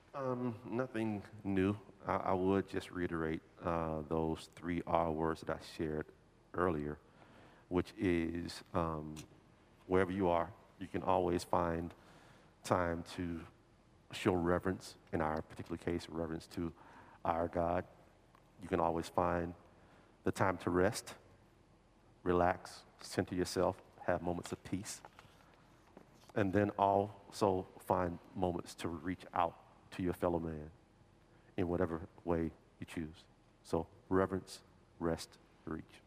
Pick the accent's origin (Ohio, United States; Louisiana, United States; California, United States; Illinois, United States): Louisiana, United States; New Orleans; moved away; I'm from New Orleans originally